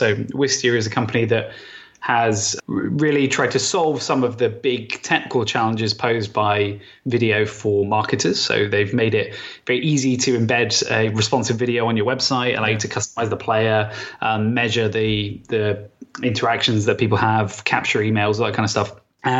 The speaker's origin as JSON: {"language": "English", "town": "Southampton", "region": "South East England", "country": "United Kingdom", "accent": "Hampshire", "said": "No, I'm from Southampton originally."}